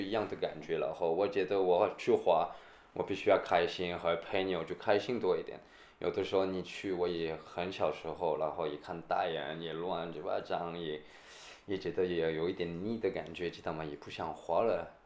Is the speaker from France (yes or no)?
yes; Toulouse, Occitania, France; Chinese is a second language; moved away as an adult; also born or lived in United Kingdom; now in Shanghai, China; 我是在下面，Toulouse